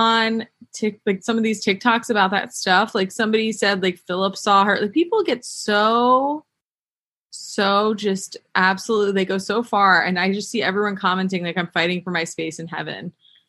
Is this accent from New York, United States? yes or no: yes; New York, United States; moved away; also born or lived in West Coast; I'm from New York originally